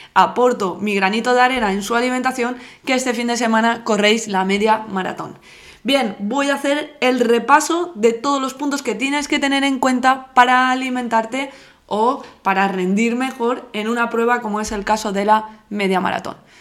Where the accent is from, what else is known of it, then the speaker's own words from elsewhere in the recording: Alzira, Valencian Community, Spain; yo soy de Alcira